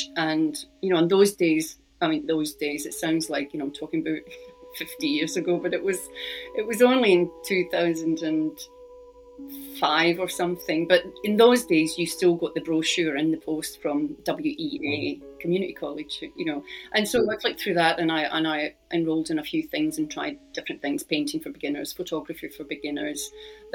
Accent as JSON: {"language": "English", "region": "Scotland", "country": "United Kingdom", "tie": "born or raised there", "said": "which is about growing up in Scotland"}